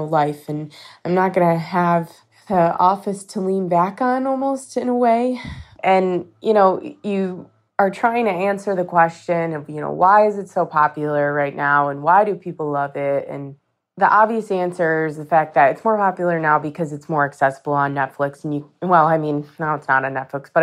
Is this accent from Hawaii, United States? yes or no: no; Rochester, New York, United States; I'm from Rochester, New York